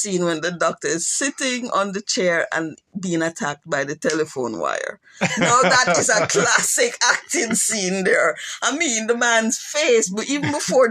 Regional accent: Jamaica; being Jamaican

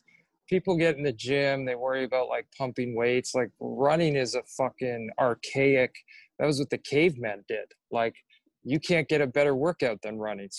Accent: Coal Harbour, Nova Scotia, Canada; I grew up in Coal Harbour, Nova Scotia, so I watched those guys play in the Nova Scotia Junior League, which was like one of the best.

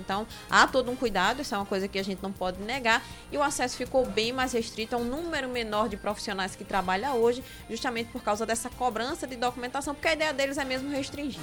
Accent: Sapé, Paraíba, Brazil; now in Brasília, Brazil; Eu sou conterrânea de Oscar, sou de Sapé.

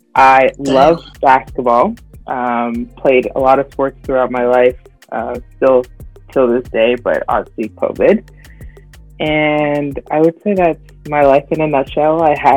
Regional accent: Toronto, Ontario, Canada; I am Nigerian Canadian, born and raised in Toronto, or the GTA if we want to be specific.

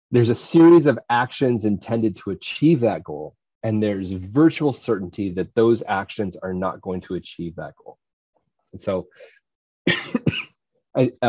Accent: Indiana, United States; I've had this goal since I was a little kid growing up in Indiana.

